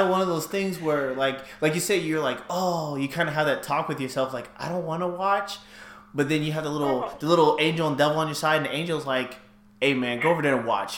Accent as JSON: {"language": "English", "region": "California", "country": "United States", "also_born_or_lived": "Virginia", "moved": "yes", "lives_now": "Arizona, United States", "said": "I'm from California"}